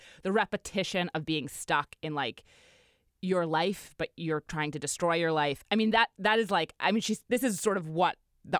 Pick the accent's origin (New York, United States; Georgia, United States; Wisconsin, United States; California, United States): New York, United States; and I grew up in New York, and I spent a decade living in the East Village